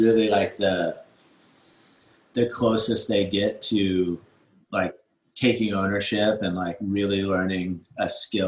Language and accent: English; Santa Cruz, California, United States; also born or lived in New Zealand; I grew up surfing in Santa Cruz.